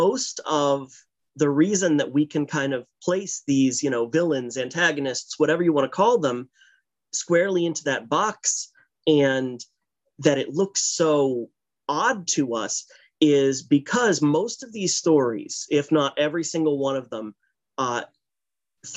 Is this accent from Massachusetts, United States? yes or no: yes; Massachusetts, United States; Massachusetts. I'm really closer to Providence than I am to Boston. And I've lived there my whole life.